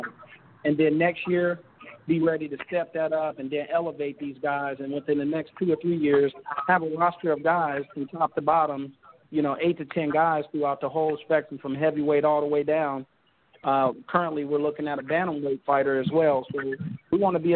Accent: Indianapolis, Indiana, United States; Damon, Layman, and I come from Hallville, which is a notorious low-income area on the west side of Indianapolis

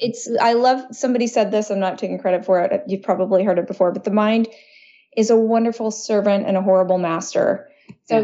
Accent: Dallas, Texas, United States; I was born in Texas, Dallas, Texas, which is very conservative and it tends to be pretty religious

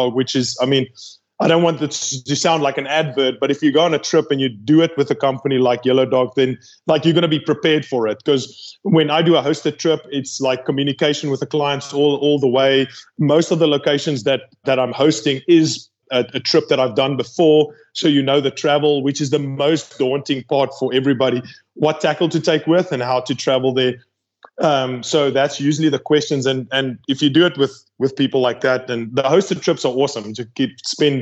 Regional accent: South Africa; I'm from South Africa

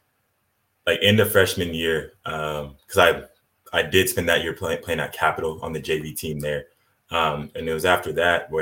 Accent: Idaho, United States; also born or lived in Riverside, California; I was born in Riverside, California, raised in Idaho. So spent most of my life here

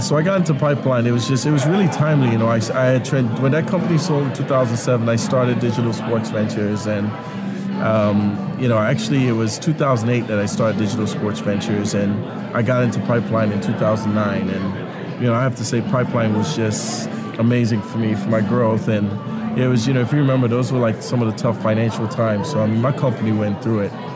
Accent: Trinidad & Tobago; now in Kansas City, United States; I grew up in Trinidad and Tobago

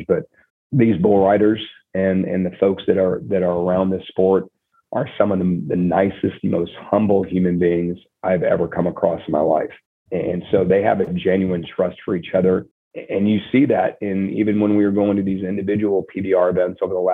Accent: Nebraska, United States; moved away; I grew up in Nebraska

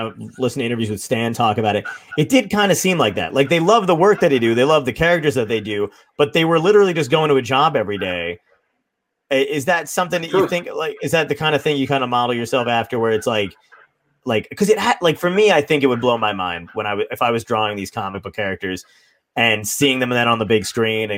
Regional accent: New York City, New York, United States; I was born in Brooklyn

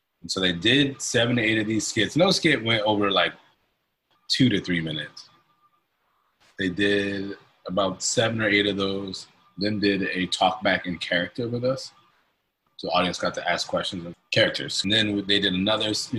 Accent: Hartford, Connecticut, United States; moved away as an adult; now in Philadelphia, United States; I grew up in Hartford, Connecticut. I'm not a Philadelphian by birth. Came here at 18

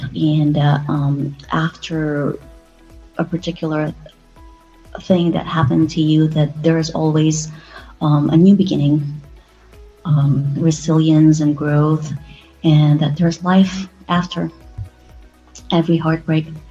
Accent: Philippines; moved away as an adult; now in United States; I came from the Philippines

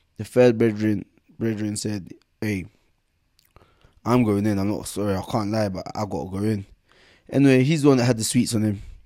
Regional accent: London, United Kingdom; also born or lived in Camberwell, London / Bermondsey, London / Nigeria; From seven years old um, seven years old, moved for, out of Camberwell to um, out of Camberwell to Bermondsey

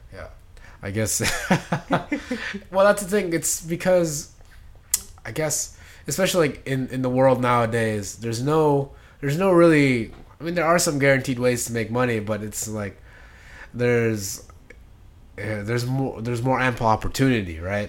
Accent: Philippines; now in United States; my hometown in the Philippines

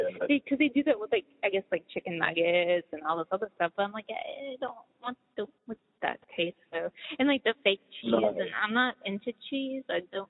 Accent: Boston, Massachusetts, United States; moved away as an adult; also born or lived in California; I was born in Boston and grew up in, you know, there, and then when I was older I moved out to California and was out there for a while.

